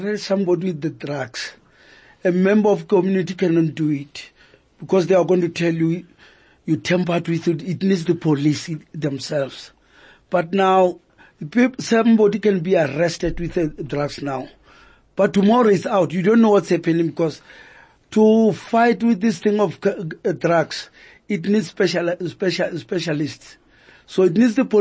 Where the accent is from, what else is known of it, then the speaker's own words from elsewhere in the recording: Johannesburg, Gauteng, South Africa; I grew up here in Alex